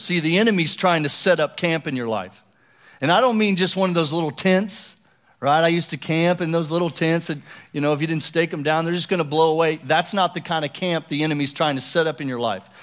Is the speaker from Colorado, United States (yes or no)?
yes; Colorado, United States; moved away; I grew up in Colorado, uh, for about six years